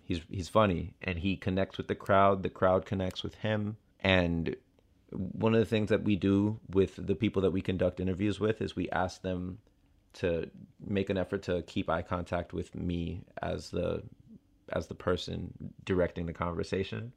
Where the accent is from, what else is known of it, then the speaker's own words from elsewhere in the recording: Miami, Florida, United States; moved away; I'm from Miami and I know what it's like